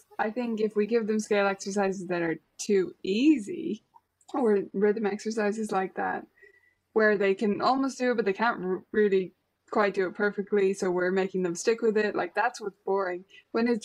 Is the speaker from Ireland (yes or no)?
yes; Ireland; we're Irish